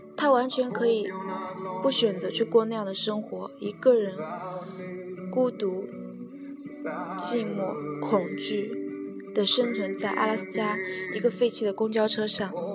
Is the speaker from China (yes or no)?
yes; China; 我们中国人